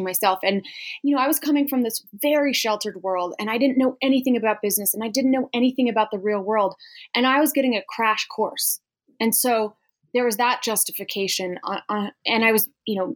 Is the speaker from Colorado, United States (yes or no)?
yes; Loveland, Colorado, United States; moved away as an adult; also born or lived in Los Angeles; what a culture shock Los Angeles is after growing up on the Front Range in Colorado